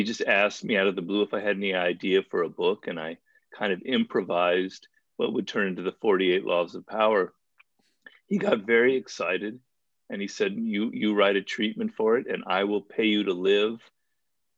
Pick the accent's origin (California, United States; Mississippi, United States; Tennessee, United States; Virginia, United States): California, United States; Los Angeles; also born or lived in New York / Europe; I grew up in Los Angeles, California, where I'm born and raised